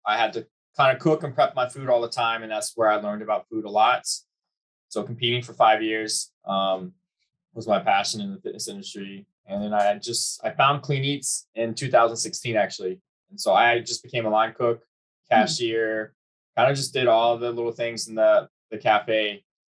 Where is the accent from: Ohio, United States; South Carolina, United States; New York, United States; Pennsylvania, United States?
South Carolina, United States; Charleston; moved away as an adult; now in Virginia Beach, United States; I'm from Charleston, South Carolina